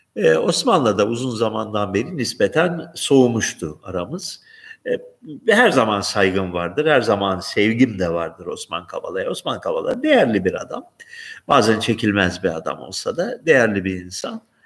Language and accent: Turkish; Turkey; now in Greece; Yunanistan'da yaşayan bir Türkiye'li olarak